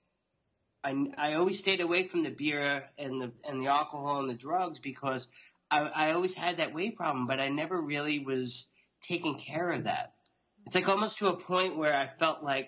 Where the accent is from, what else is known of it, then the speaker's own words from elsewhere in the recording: Long Island, New York, United States; I'm born and raised in New York, outside New York City on Long Island, as you could probably tell from my accent now